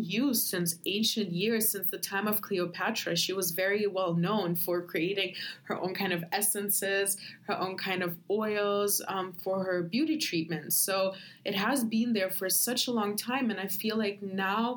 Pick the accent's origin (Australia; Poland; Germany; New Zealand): Germany; moved away as an adult; also born or lived in Ukraine / Berlin; I'm from Ukraine. I grew up in Germany and now I live here